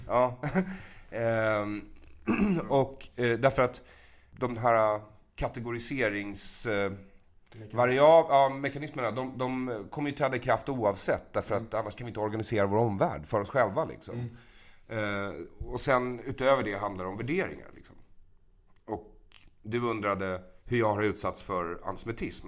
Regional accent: Bergshamra, Stockholm County, Sweden; jag växte upp i Bergshamra

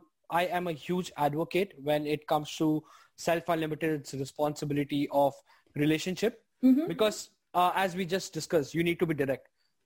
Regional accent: India; moved away as an adult; now in Australia; I come from India. So when I, you know, moved to Australia, it was a huge cultural difference for me.

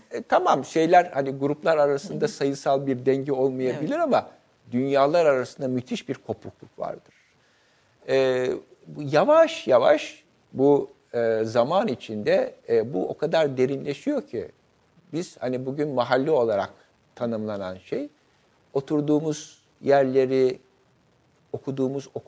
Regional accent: İzmir, Turkey; İzmir'de doğdum, İzmir'de büyüdüm. İzmir'in kültürü, sosyal hayatıyla haşır neşir olduğum için

